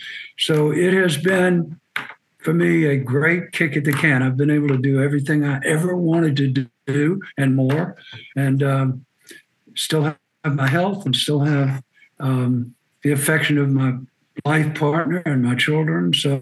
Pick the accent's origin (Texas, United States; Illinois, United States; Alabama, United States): Alabama, United States; Birmingham; also born or lived in Jacksonville, Florida / Nova Scotia, Canada; now in Ocean Springs, United States; I was born in Jacksonville, Florida, and then my father took another job, moved to Birmingham, Alabama, when I was about six. And so I was mostly raised in Birmingham.